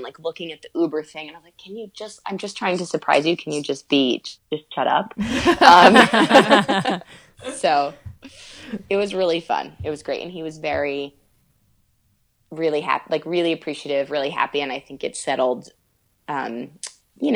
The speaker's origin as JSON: {"language": "English", "region": "Northeast", "country": "United States", "tie": "born or raised there", "said": "grew up obviously in the Northeast"}